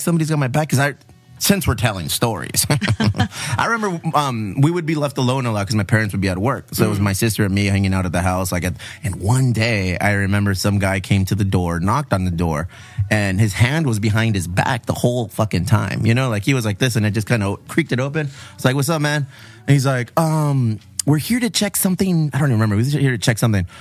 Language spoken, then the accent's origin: English; Bonita, California, United States; I grew up in Bonita